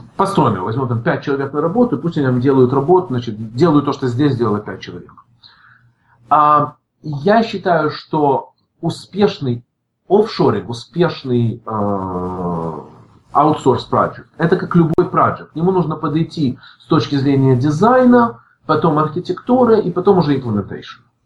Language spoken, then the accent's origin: Russian; Odesa, Odesa Oblast, Ukraine; moved away as an adult; also born or lived in San Francisco, United States; now in Los Angeles, United States; я родился, закончил школу в Одессе, я уехал в Америку в 91 году